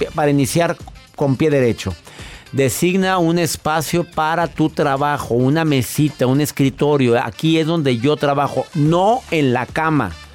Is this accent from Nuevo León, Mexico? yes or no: yes; Monterrey, Nuevo León, Mexico; en mi ciudad, en donde yo nací, en Monterrey